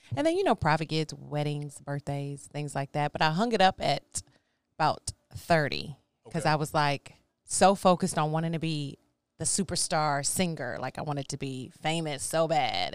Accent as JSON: {"language": "English", "town": "Baytown", "region": "Texas", "country": "United States", "tie": "born or raised there", "also_born_or_lived": "Houston, Texas", "said": "I am from Houston, born in Houston, raised in Baytown"}